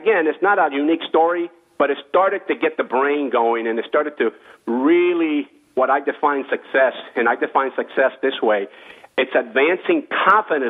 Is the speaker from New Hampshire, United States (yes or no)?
no; West Palm Beach, Florida, United States; also born or lived in Cuba; here in West Palm Beach, Florida. That's where I kind of grew up